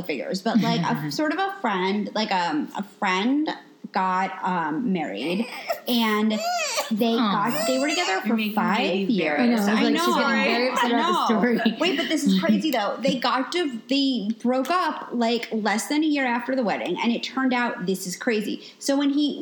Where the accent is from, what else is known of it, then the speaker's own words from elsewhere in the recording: New York, United States; I'm from the Upper East Side